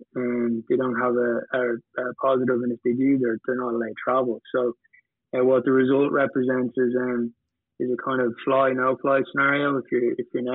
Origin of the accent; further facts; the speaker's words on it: Ireland; We started in Ireland, I'm Irish